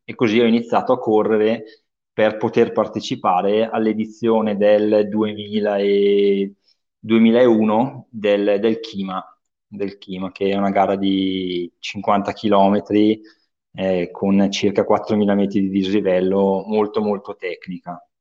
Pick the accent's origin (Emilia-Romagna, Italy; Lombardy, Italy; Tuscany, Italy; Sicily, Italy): Lombardy, Italy; Bergamo